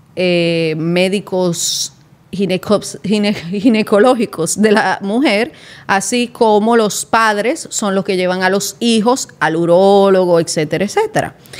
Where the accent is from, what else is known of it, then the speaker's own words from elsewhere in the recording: San Pedro de Macorís, Dominican Republic; yo soy de San Pedro, entonces uno se movía mucho para Juan Dolio, para la Romana, para la capital